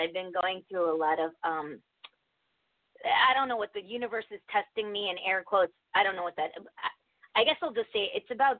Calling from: Connecticut, United States; I'm from Connecticut.

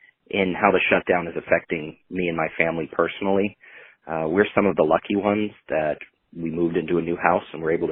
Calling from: Maine, United States; calling from Maine.

